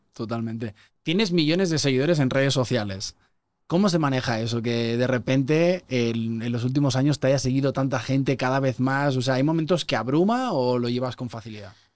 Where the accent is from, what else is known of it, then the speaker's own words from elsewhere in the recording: Spain; moved away as an adult; now in Mexico City, Mexico; Yo llevo cinco años viviendo aquí, soy español, me siento medio chilango ya